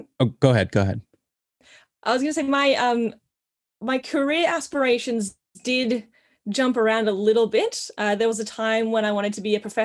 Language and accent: English; Australia; So I am Australian. I'm born in Australia. Also have Indigenous heritage in my family, so I am Aboriginal, cool. Very proud Wiradjuri woman.